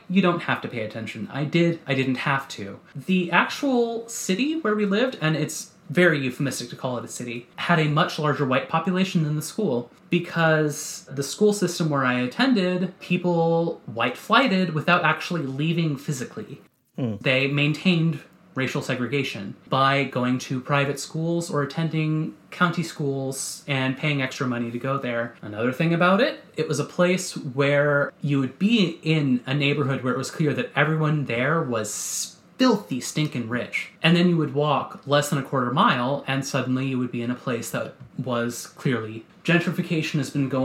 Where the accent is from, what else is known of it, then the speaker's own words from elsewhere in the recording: United States; moved away; leaving my hometown